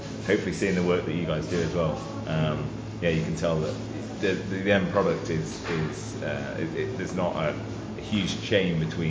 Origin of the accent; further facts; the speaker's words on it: England, United Kingdom; I'm English